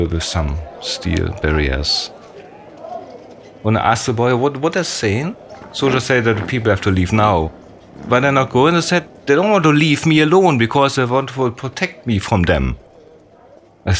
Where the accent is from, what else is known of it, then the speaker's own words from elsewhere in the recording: Germany; I'm from Germany